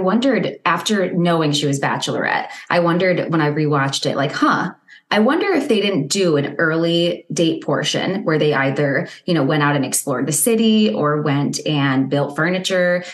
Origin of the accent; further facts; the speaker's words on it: Ohio, United States; I'm from Ohio.